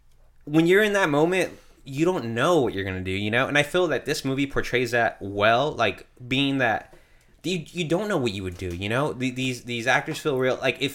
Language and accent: English; United States; I'm American.